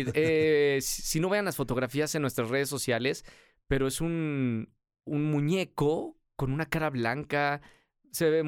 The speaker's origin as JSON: {"language": "Spanish", "region": "Puebla", "country": "Mexico", "lives_now": "Guadalajara, Mexico", "said": "Bueno, en realidad soy de Puebla, pero llevo viviendo más de mi vida en Guadalajara"}